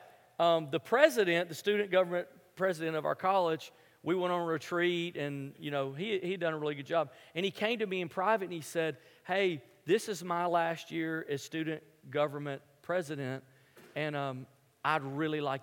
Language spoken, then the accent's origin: English; Memphis, Tennessee, United States; moved away; I grew up in Memphis, which is a basketball city